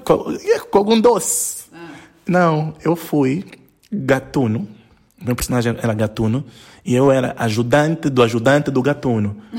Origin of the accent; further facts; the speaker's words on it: Lubango, Huíla, Angola; eu como sou do Lubango e sempre subi montanhas